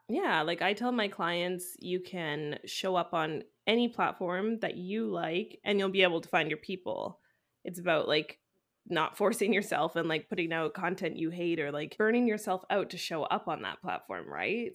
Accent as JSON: {"language": "English", "town": "Vancouver", "region": "British Columbia", "country": "Canada", "moved": "yes", "lives_now": "France", "said": "I'm from Vancouver"}